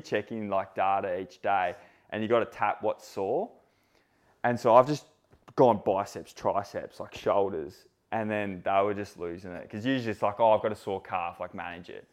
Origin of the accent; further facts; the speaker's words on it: Sydney, New South Wales, Australia; I grew up in Sydney